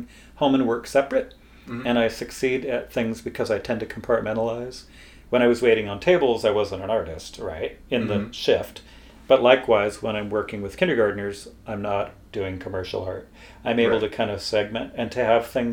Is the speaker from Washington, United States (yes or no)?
yes; Bellingham, Washington, United States; I grew up on Lake Whatcom.